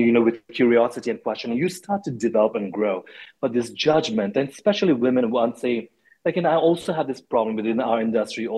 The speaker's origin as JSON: {"language": "English", "country": "Nepal", "tie": "born or raised there", "also_born_or_lived": "India", "moved": "yes", "lives_now": "United States", "said": "I grew up in Nepal and in India."}